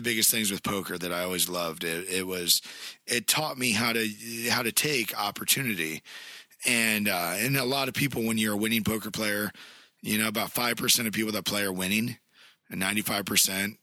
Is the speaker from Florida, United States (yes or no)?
no; Mansfield, Ohio, United States; I'm from Mansfield